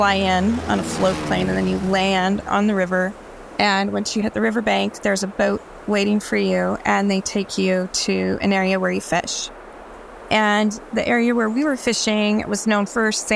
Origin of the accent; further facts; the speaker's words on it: Florida, United States; Growing up in Florida, where water sports were like a huge thing